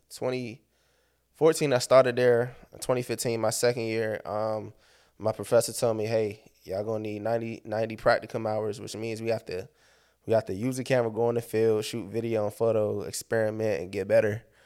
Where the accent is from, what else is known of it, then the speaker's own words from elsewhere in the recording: Landover, Maryland, United States; I'm from Maryland. I'm based out of Maryland